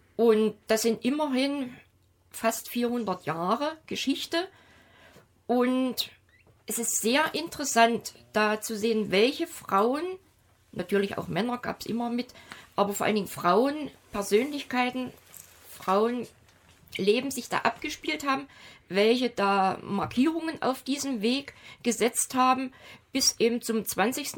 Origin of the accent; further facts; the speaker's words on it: Germany; ich bin als in der DDR aufgewachsene Frau